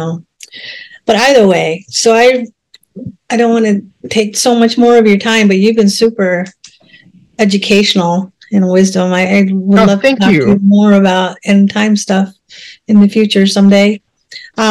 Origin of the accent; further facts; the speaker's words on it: Minnesota, United States; also born or lived in India; I was born in India, but then raised here.